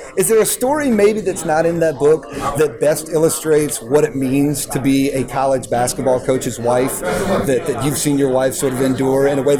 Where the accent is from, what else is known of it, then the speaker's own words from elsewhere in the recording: Raleigh, North Carolina, United States; I grew up in Raleigh, you know, raised on ACC basketball.